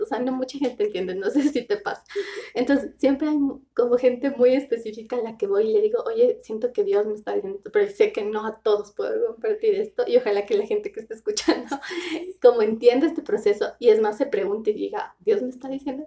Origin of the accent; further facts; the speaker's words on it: Riobamba, Chimborazo, Ecuador; moved away; Soy rebambeña, que para mí es súper importante. Soy de Rebamba